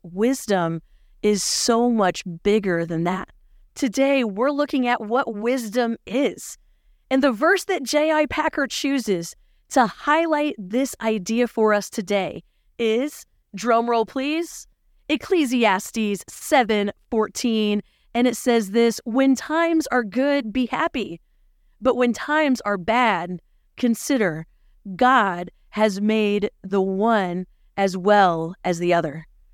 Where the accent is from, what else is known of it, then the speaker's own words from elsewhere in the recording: Philippines; moved away; growing up in the Philippines